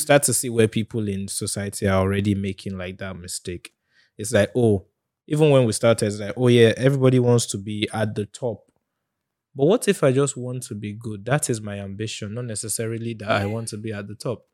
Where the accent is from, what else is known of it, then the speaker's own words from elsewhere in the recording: Nigeria; as a Nigerian